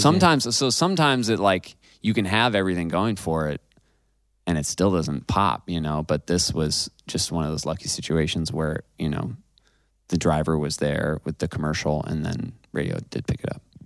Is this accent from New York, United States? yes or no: yes; Ithaca, New York, United States; also born or lived in Seattle, Washington; I'm from Ithaca, New York. I'm from upstate New York